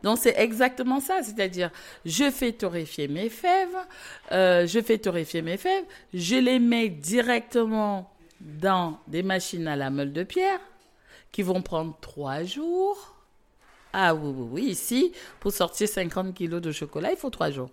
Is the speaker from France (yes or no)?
no; South, Cameroon; moved away; moi, je suis née au Cameroun, région du sud du Cameroun.